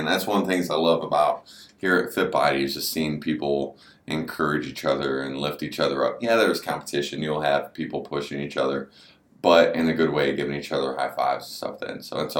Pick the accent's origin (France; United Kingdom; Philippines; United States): United States; Berea, Ohio; also born or lived in Olmsted Falls; I grew up in the neighboring town of Berea, right over here. Although I actually, technically our house was in Olmsted Falls, but I went to Berea City Schools